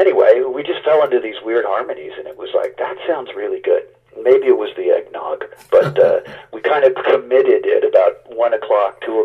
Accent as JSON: {"language": "English", "town": "Los Angeles", "region": "California", "country": "United States", "tie": "born or raised there", "said": "I grew up in West LA and on a cul-de-sac"}